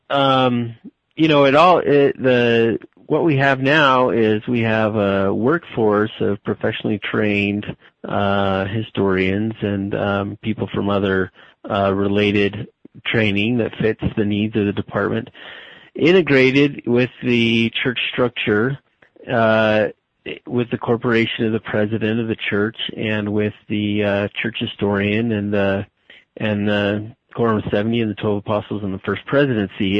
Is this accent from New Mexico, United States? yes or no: yes; Albuquerque, New Mexico, United States; moved away as an adult; also born or lived in Utah / Arizona; I was born and raised in Albuquerque, New Mexico